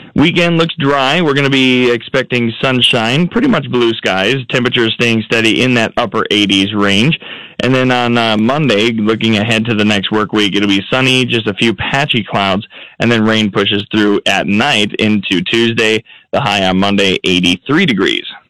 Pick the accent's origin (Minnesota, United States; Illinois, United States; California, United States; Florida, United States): Minnesota, United States; moved away; my home state of Minnesota